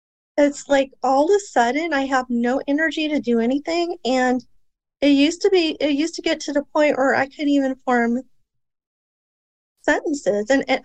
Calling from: Antelope Valley, California, United States; I'm from Southern California right now.

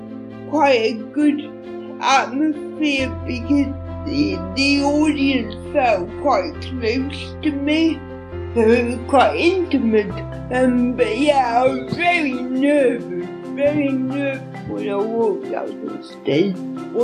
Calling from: Lincolnshire, East Midlands, United Kingdom; I'm calling from Lincolnshire in the East Midlands.

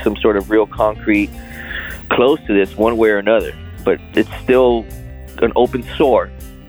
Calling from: South San Francisco, California, United States; I'm calling from South San Francisco.

